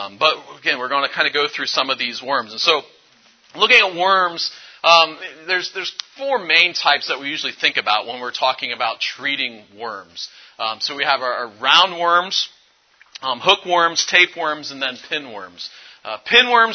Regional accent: Findlay, Ohio, United States; I'm from Findlay, Ohio area, which is in northwest Ohio

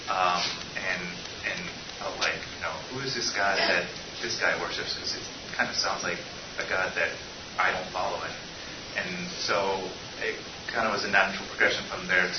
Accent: United States; moved away as an adult; also born or lived in Evanston, Illinois; now in Chicago, United States; I am a Korean-American that was born in the States, and I grew up in the Washington, D.C. suburbs

